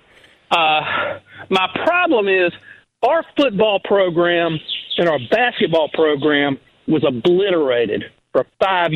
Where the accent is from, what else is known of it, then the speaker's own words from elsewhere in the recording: Durham, North Carolina, United States; I'm from Durham.